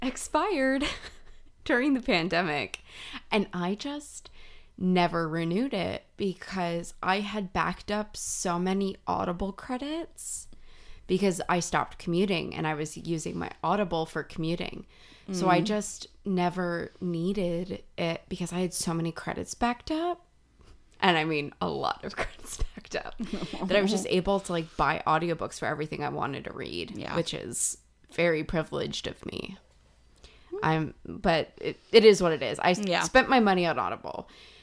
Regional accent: Broward County, Florida, United States; moved away; I'm from Broward County

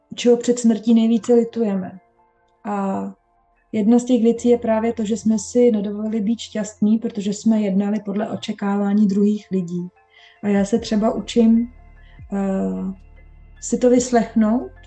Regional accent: Bohemia, Czechia; moved away as an adult; also born or lived in London, England; přestěhovala jsem se z Anglie zpátky do Čech

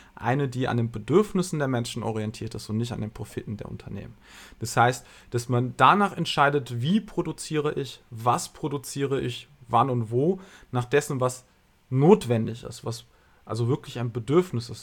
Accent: Germany; Ich bin hier geboren, ich bin hier aufgewachsen, ich bin zur Schule gegangen, habe hier studiert

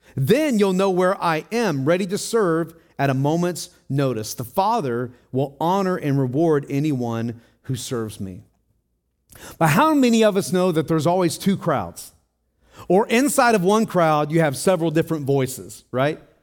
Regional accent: Tennessee, United States; I grew up in Tennessee

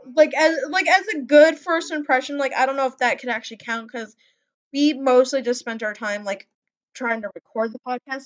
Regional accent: Wisconsin, United States; accent: Midwestern; also born or lived in Montana; I was born up in Montana, and then I was raised in in Wisconsin, which is like the Midwest

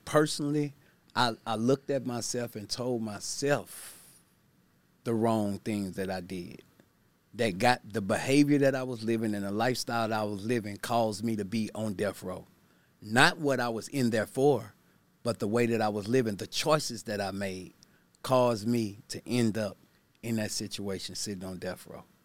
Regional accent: Baton Rouge, Louisiana, United States; I'm from Baton Rouge, Louisiana

